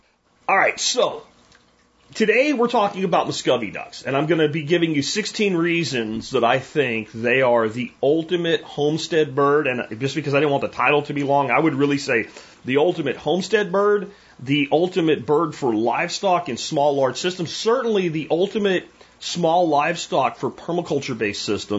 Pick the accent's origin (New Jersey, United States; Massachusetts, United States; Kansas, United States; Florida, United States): Florida, United States; Jacksonville; I grew up in Jacksonville, Florida, and we had ponds like in every apartment complex, every subdivision.